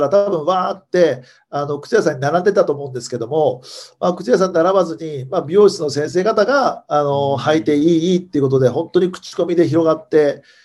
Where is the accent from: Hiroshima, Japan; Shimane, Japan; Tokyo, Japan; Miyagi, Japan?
Hiroshima, Japan; 私広島出身なんですけども